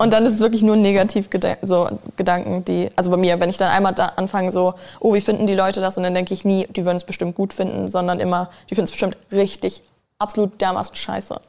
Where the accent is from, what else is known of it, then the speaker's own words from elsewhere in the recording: a village outside Hanover, Lower Saxony, Germany; also born or lived in Spain; now in Berlin, Germany; Ich bin in Hannover zur Schule gegangen, also auf dem Dorf außerhalb von Hannover